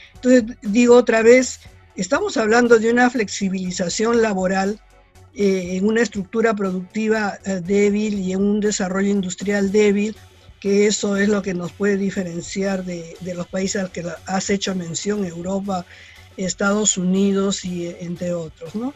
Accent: Peru

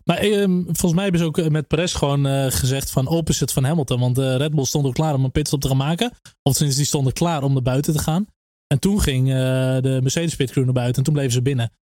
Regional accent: Netherlands; als Nederlanders

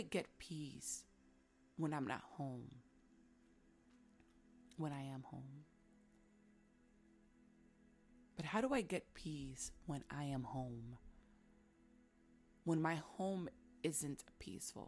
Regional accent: New York City, New York, United States; back home, growing up in Washington Heights, in the hood, there was a lot of noise. New York City, it's noisy as it is

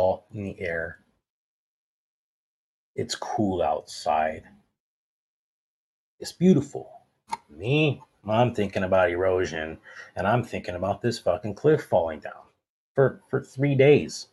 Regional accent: Monrovia, California, United States; born or raised there

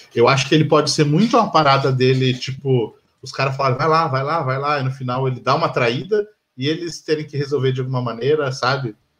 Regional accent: Curitiba, Paraná, Brazil; A gente é de Curitiba

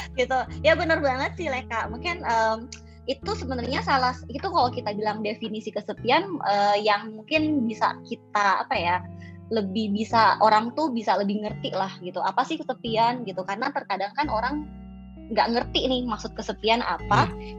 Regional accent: South Sulawesi, Indonesia; now in Jakarta, Indonesia; aku tuh uh, dari Pulau Sulawesi, tepatnya di Sulawesi Selatan

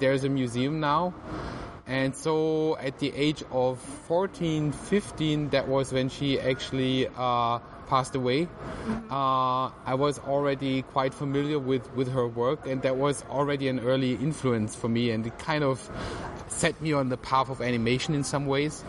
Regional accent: Tübingen, Baden-Württemberg, Germany; I grew up in uh, Tübingen, which is a, a, kind of like a university town, medieval university town near to Stuttgart in southern Germany.

